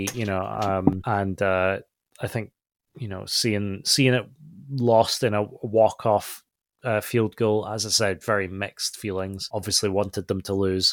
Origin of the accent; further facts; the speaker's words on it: Scotland, United Kingdom; as a Scottish person